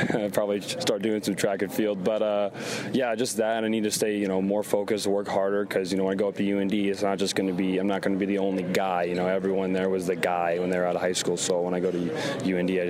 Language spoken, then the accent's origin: English; Fargo, North Dakota, United States; born or raised there